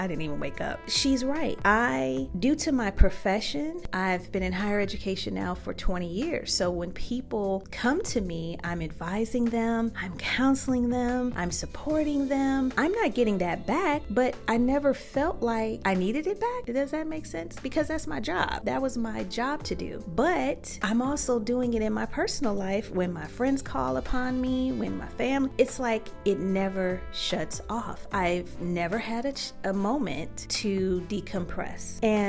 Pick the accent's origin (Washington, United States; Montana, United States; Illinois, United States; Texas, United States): Illinois, United States; Chicago; Child, I'm from Chicago.